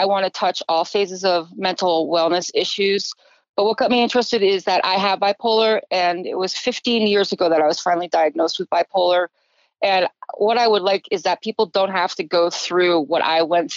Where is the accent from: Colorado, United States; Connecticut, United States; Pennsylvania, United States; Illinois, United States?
Connecticut, United States; moved away; back east, where I grew up in Connecticut